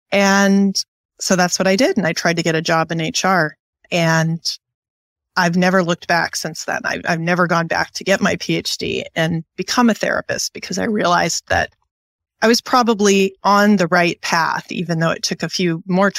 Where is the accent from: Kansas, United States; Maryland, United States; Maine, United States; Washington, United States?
Kansas, United States; Wichita; born there; also born or lived in Wisconsin; But I am by birth about as U.S., Middle Western, heartbeat of America as you can be. I was born in Wichita, Kansas